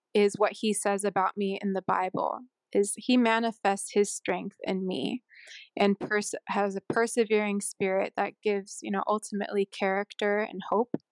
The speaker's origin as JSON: {"language": "English", "town": "Sunnyvale", "region": "California", "country": "United States", "also_born_or_lived": "Honolulu, Hawaii / Vero Beach, Florida", "moved": "yes", "lives_now": "Utah, United States", "said": "I'm from a s, a town called Sunnyvale in California"}